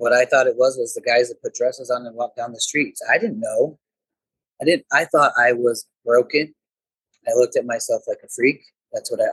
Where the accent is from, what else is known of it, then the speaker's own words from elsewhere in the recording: Moline, Illinois, United States; moved away as an adult; also born or lived in Davenport, Iowa; I grew up in Moline, Illinois, went to Moline High School, moved to Davenport, Iowa